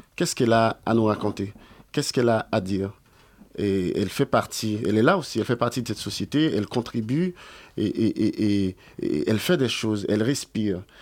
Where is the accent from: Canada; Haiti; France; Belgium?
Haiti; Port-au-Prince, Ouest; moved away; je suis né à Port-au-Prince et j'ai grandi là-bas aussi.